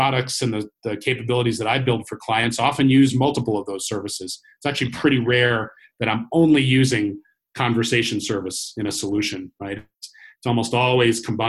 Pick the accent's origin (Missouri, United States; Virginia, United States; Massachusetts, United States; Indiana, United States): Massachusetts, United States; Cambridge; based in my hometown, Cambridge, Massachusetts